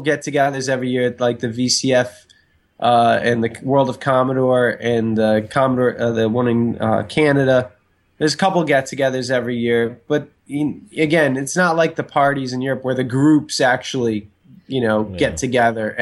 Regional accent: Buffalo, New York, United States; moved away; I grew up in Buffalo, New York, the other side of the state

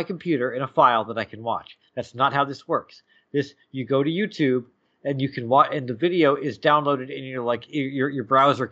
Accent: New Jersey, United States; I am from Jersey, which is right next to New York

